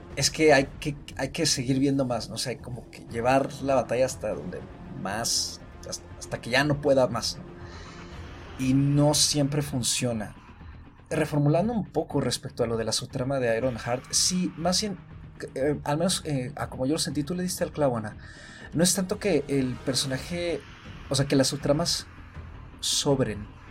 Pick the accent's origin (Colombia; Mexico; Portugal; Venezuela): Mexico; como mexicanos